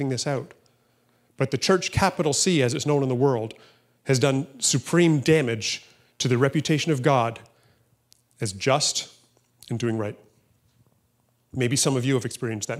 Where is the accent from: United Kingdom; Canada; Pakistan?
Canada; I'm not defined by being conservative or being Canadian or being white.